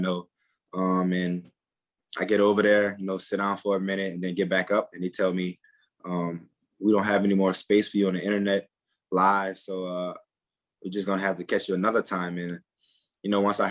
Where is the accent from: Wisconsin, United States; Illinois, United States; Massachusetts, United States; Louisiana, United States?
Louisiana, United States; Harvey; also born or lived in Metairie, Louisiana; growing up in Harvey